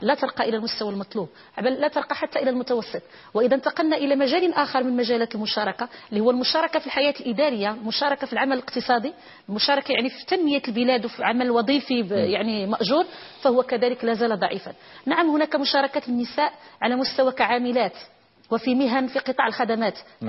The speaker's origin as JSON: {"language": "Arabic", "country": "Morocco", "said": "في المغرب الآن لدينا"}